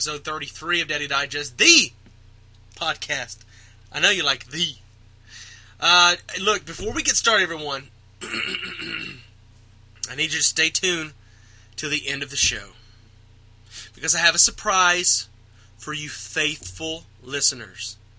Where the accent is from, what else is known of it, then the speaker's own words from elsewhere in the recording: Texas, United States; we're from Texas